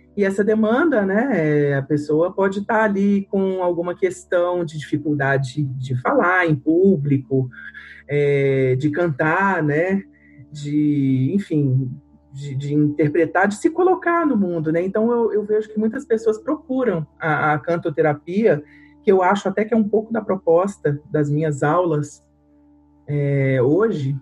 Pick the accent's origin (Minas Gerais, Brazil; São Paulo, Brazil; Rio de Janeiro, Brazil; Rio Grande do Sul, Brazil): Minas Gerais, Brazil; Belo Horizonte; eu sou de Minas, né, de Belo Horizonte